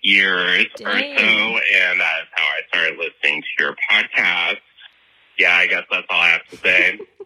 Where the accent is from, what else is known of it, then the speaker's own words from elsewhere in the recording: Nebraska, United States; I'm from Nebraska.